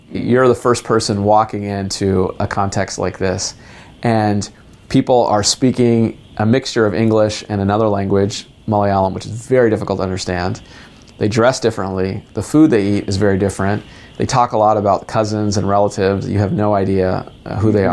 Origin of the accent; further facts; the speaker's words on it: United States; being ethnically Indian in America